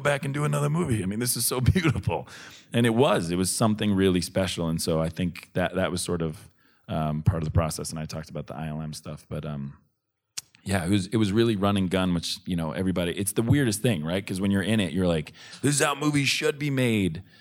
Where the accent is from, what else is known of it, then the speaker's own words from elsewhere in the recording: Boston, Massachusetts, United States; I grew up in Boston